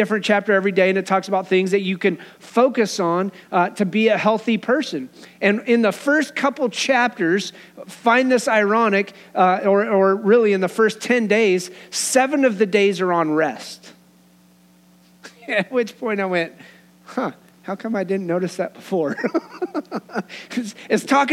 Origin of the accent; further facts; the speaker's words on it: Wyoming, United States; Growing up in Wyoming